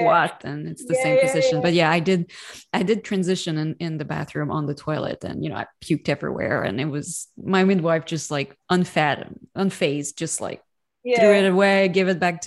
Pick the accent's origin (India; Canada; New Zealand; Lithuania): Canada; Montreal, Quebec; moved away as an adult; now in Washington, DC, United States; I was born in Montreal, raised in Montreal too, but I'm in the US now